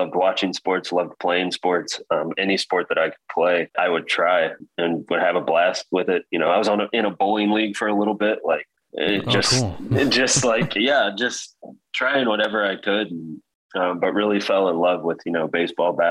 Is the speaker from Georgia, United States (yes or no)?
no; Marion, Indiana, United States; also born or lived in Kentucky; now in Fort Wayne, United States; We kind of moved back and forth from Kentucky, Indianapolis, back to like Marion, Indiana, but actually spent most of my years growing up in Marion, Indiana.